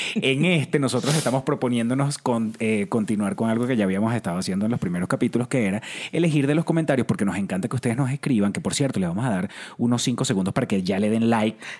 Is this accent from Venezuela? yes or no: yes; Venezuela; now in Mexico City, Mexico; Vengo de Venezuela, actor, sigo actuando